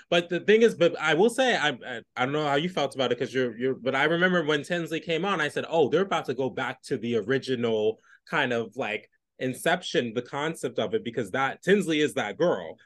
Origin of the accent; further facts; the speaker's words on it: New York City, New York, United States; as a New Yorker